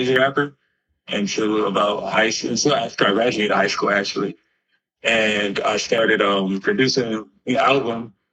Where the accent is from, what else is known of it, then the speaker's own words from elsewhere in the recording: Los Angeles, California, United States; also born or lived in Missouri; I was actually born in Watts. So the Los Angeles area